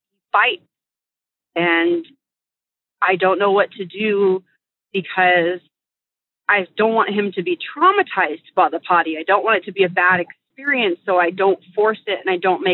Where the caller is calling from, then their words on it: Northern California, United States; I'm calling from Northern California